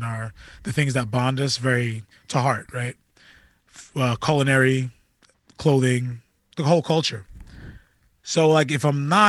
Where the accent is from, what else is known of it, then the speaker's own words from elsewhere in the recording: Amityville, New York, United States; growing up in Amityville